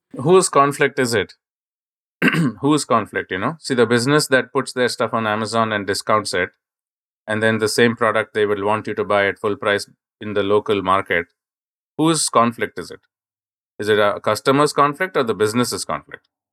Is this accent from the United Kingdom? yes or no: no; India; I grew up in India